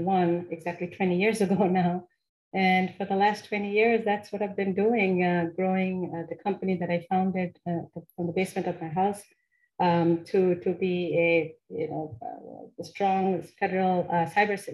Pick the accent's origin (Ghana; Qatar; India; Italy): India; Kolkata, West Bengal; moved away as an adult; also born or lived in Maryland, United States; now in United States; I grew up there in the city of Kolkata, which is one of the bigger cities in India